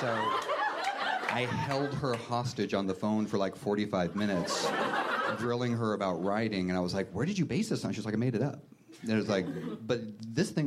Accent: United States; Eastern Washington, Western Idaho, but there were some Twin Peaksy things that happened when I grew up

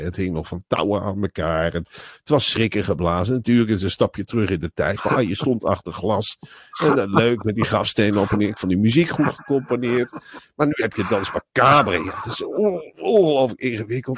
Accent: Netherlands; Als Nederlander

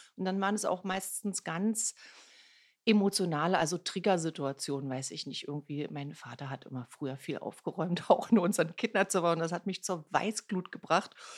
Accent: Berlin, Germany; Ich bin gebürtige Ostberlinerin

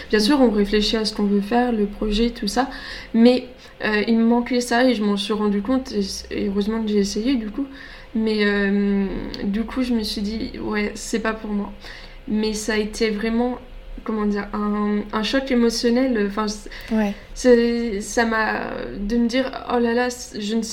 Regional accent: Grand Est, France; alors je viens du Grand Est, donc pour ceux qui se rendent pas compte, en fait, c'est carrément l'opposé. Moi, je viens du nord-est et là, c'est le sud-ouest.

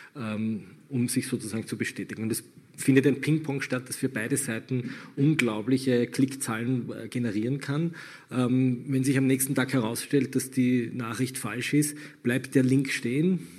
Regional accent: Austria; bei uns in Österreich

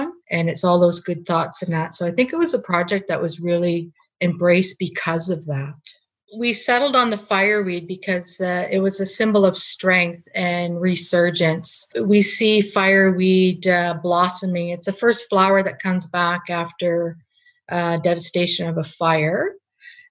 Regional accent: Dawson City, Yukon, Canada; I'm a Torndiquitchin citizen, born and raised in Dawson

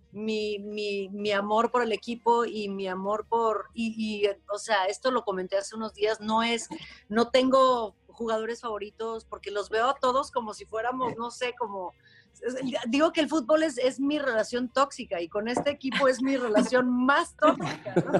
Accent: Guadalajara, Jalisco, Mexico; moved away; Nací, crecí en Guadalajara

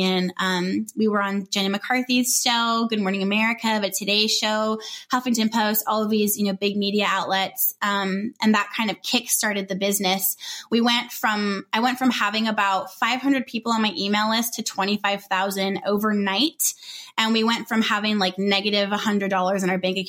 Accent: Southern California, United States; moved away as an adult; also born or lived in Northwest Arkansas; So we're from Southern California and we were moved to Northwest Arkansas

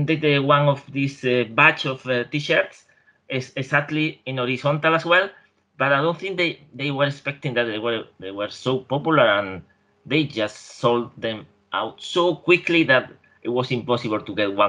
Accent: near Seville, Andalusia, Spain; I'm not from Seville, you know. I'm from near Seville, but not exactly from the city.

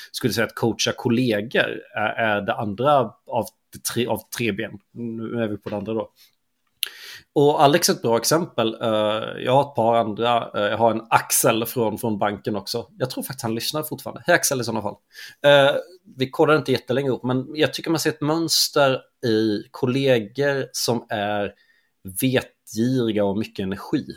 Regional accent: Småland, Sweden; Jag är ju smålänning

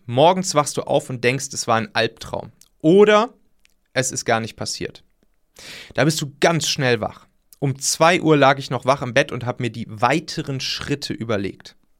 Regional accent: near Leverkusen, North Rhine-Westphalia, Germany; ich bin da ja in der Nähe aufgewachsen

